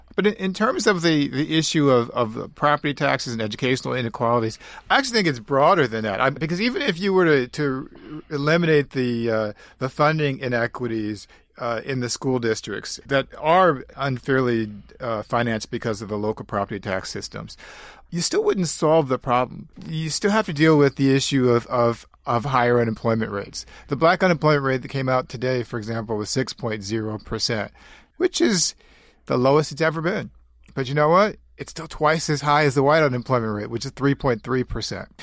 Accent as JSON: {"language": "English", "town": "St. Louis", "region": "Missouri", "country": "United States", "tie": "born or raised there", "also_born_or_lived": "Florissant, Missouri", "said": "I grew up in Saint Louis is born in Saint Louis in the inner city, but then I moved to, uh, Florissant, Missouri, which is a suburb"}